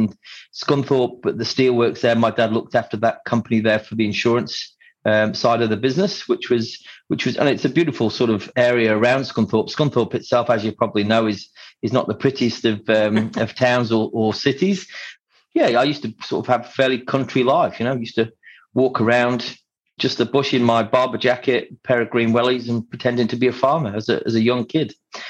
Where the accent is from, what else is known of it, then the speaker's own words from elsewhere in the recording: Isle of Man; accent: Yorkshire; moved away as an adult; How quickly could I lose my Yorkshire accent and become a Scouser? So, the Isle of Man's very pretty, very beautiful place. But as soon as I was 18, I wanted to run away and go to Manchester at university with my friends and get off the island, really.